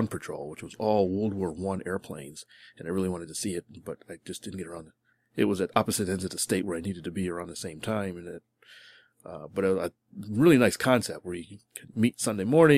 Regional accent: Connecticut, United States; now in Houston, United States; Since I am actually from Connecticut, I went up there to visit friends and family

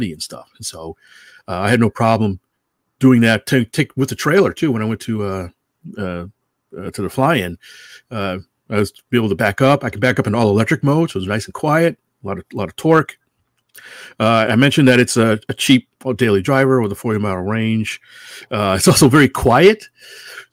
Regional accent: Connecticut, United States; now in California, United States; I'm from Connecticut. I have a lot of family there

